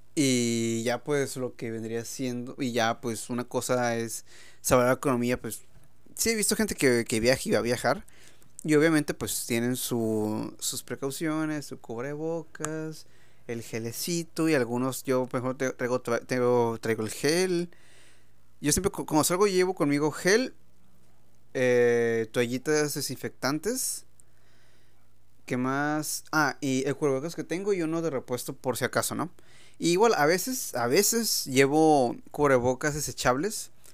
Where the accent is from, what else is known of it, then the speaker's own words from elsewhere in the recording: Mexico; ya saben cómo somos los mexicanos